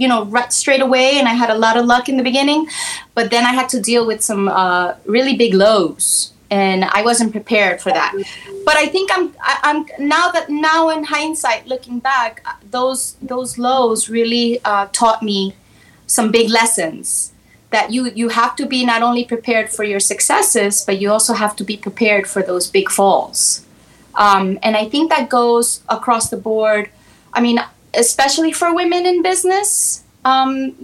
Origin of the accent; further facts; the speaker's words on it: New York City, New York, United States; I grew up in Spanish Harlem